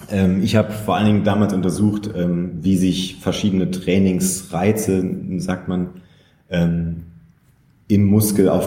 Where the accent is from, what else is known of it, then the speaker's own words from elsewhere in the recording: Saarland, Germany; also born or lived in Köln; now in Berlin, Germany; Aufgewachsen im Saarland und dann lange Zeit in Köln gelebt und auch dort studiert und ähm, dann vor sieben Jahren nach Berlin gekommen.